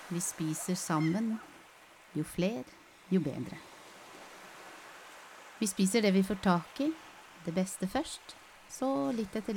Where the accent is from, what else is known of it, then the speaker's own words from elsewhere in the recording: Alta, Finnmark, Norway; Jeg er fra Alta.